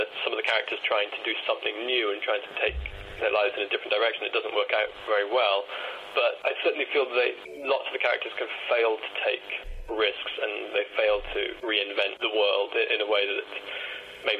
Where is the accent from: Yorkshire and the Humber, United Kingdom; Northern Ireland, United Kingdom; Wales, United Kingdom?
Wales, United Kingdom; Swansea; now in London, United Kingdom; I grew up in Swansea in South Wales